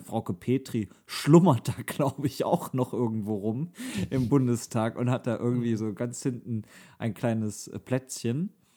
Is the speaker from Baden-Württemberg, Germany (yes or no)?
no; North Rhine-Westphalia, Germany; uns drei NRW-Menschen